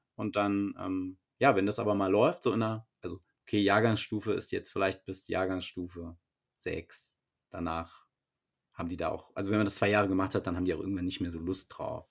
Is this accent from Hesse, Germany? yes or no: yes; Frankfurt, Hesse, Germany; also ich komme ja aus Frankfurt